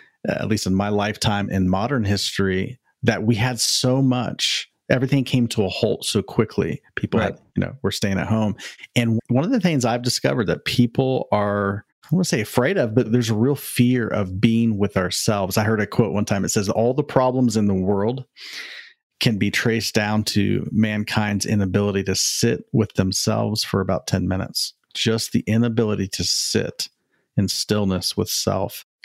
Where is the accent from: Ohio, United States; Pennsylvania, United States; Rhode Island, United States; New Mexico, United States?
Ohio, United States; Columbus; now in Southern California, United States; born and raised in Columbus, Ohio. That's where I'm from.